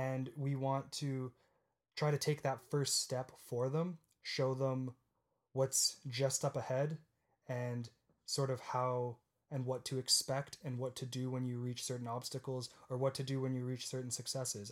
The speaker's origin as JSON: {"language": "English", "town": "Guelph", "region": "Ontario", "country": "Canada", "tie": "born or raised there", "also_born_or_lived": "Waterloo, Ontario", "said": "I was born in Guelph, Ontario, again in Canada, and when I was around ten or eleven, I moved to Waterloo"}